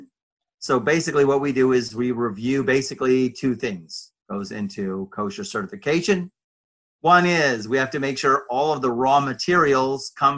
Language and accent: English; Los Angeles, California, United States; moved away; also born or lived in Jerusalem; I was raised Reform in Los Angeles, California